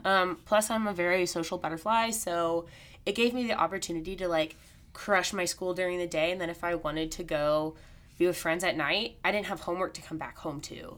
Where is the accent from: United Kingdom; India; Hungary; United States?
United States; Missouri; born or raised there; also born or lived in Texas